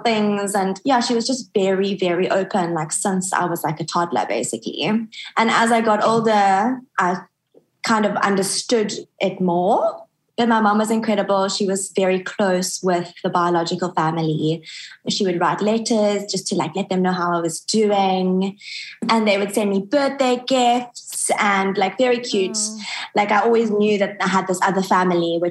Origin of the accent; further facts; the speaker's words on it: Johannesburg, Gauteng, South Africa; moved away; also born or lived in Cape Town, South Africa; I was born in Joburg, which is the big city in South Africa. I was an only child